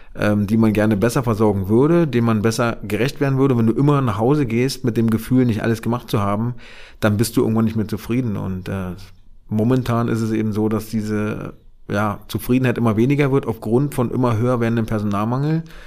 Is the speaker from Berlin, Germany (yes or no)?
yes; Berlin, Germany; ich bin ja in Marzahn-Hellersdorf groß geworden